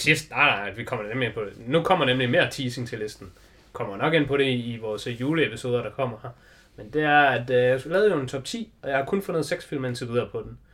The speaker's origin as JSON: {"language": "Danish", "country": "Denmark", "said": "vi er jo danskere"}